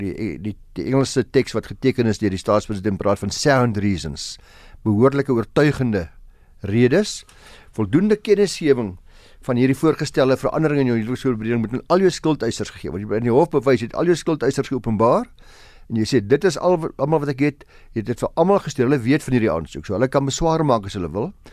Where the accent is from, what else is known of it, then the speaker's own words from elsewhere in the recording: South Africa; ons as Suid-Afrikaners